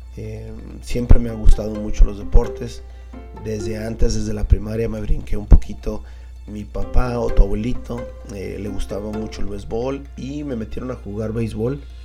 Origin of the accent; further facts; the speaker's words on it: Tijuana, Baja California, Mexico; Yo nací aquí en Tijuana.